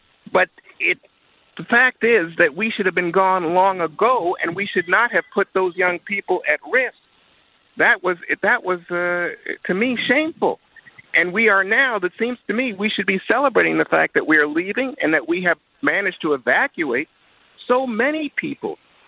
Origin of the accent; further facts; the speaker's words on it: United States; it's just unacceptable to me as an American that we would say, oh, yeah, it's okay for us to remain in what is a forever war.